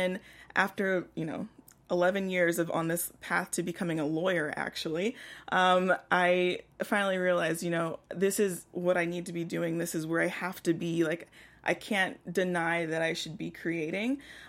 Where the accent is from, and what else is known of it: Houston, Texas, United States